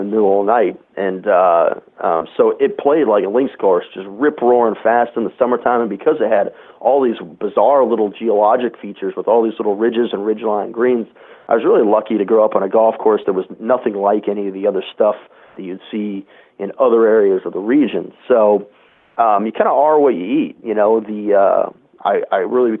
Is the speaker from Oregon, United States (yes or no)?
yes; Corvallis, Oregon, United States; I grew up in the Corvallis, Albany area, where Oregon State is where I ended up going to school.